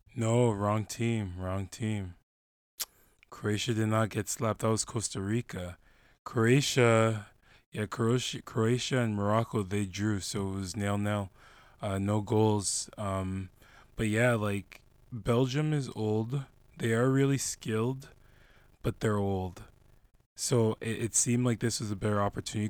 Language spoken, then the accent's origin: English; Canada; my roots are Ghanaian, but I grew up in Canada